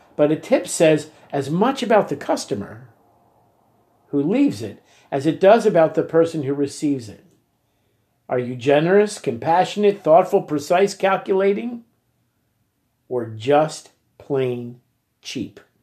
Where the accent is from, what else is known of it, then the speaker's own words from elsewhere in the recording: United States; accent: American; they could tell by my accent that I was American